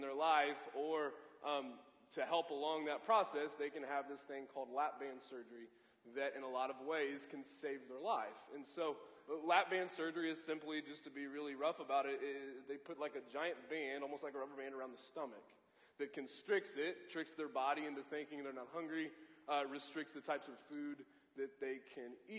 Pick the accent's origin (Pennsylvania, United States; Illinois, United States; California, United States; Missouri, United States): Missouri, United States; Columbia; I grew up in Columbia, went to Mizzou